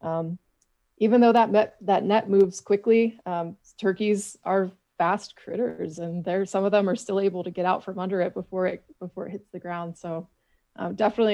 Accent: Michigan, United States; now in Missouri, United States; my home state of Michigan

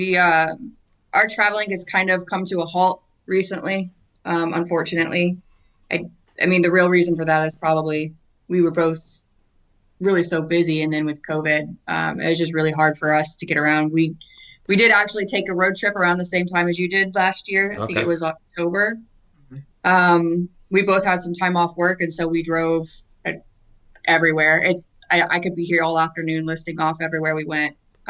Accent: Great Smoky Mountains, United States; also born or lived in -; I mean, I grew up in the Smokies. I loved them.

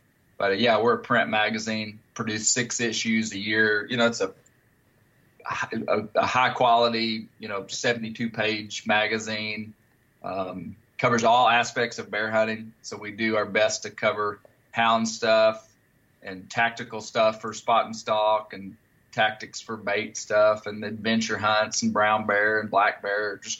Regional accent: Arkansas, United States; Steve, I grew up in Western Arkansas, and my father was my grandfather.

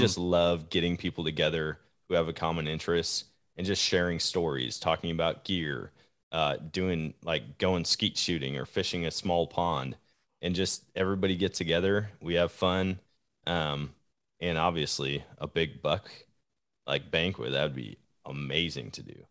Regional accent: Wisconsin, United States; born or raised there; now in Missouri, United States

